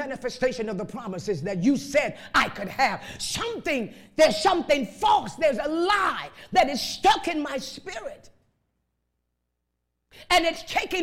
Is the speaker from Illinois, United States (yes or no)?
yes; Chicago, Illinois, United States; I was raised up in Chicago on the west side.